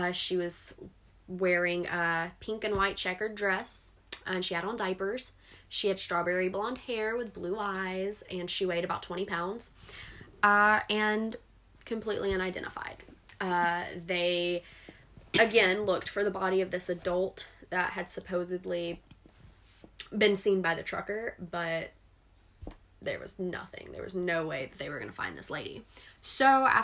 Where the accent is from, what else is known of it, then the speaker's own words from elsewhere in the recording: near Escatawpa / Pascagoula, Mississippi, United States; not technically my hometown, but close enough